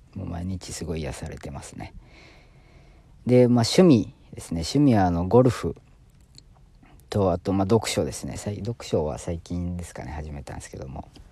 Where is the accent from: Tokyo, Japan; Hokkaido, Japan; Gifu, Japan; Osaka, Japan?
Osaka, Japan; now in Kanagawa, Japan; もうちょっとイントネーション出ちゃってると思うんですけど、大阪出身ですね。大阪出身で今、神奈川県在住の